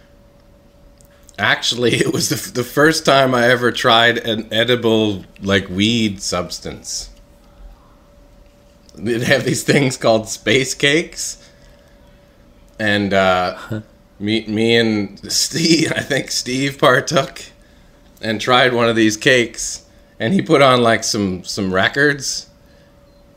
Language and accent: English; Alberta, Canada; I'm from Alberta, Canada.